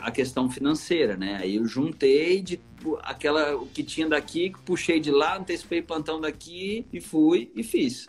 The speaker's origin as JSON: {"language": "Portuguese", "town": "Taubaté", "region": "São Paulo", "country": "Brazil", "also_born_or_lived": "Rio de Janeiro / Miami, United States", "moved": "as an adult", "lives_now": "Campo Grande, Brazil", "said": "eu sou de São Paulo, interior de São Paulo, sou de Taubaté"}